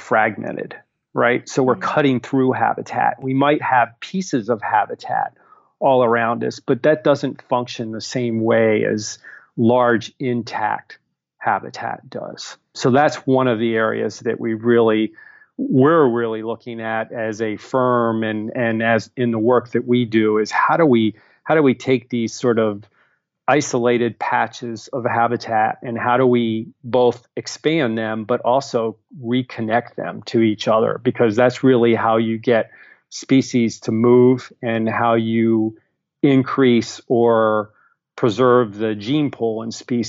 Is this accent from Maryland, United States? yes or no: yes; Baltimore, Maryland, United States; I grew up in Baltimore